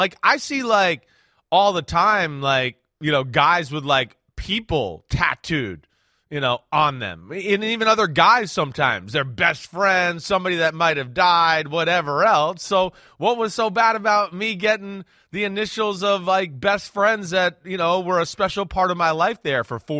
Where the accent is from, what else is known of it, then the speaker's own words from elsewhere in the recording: New Jersey, United States; Hey, I'm from Jersey.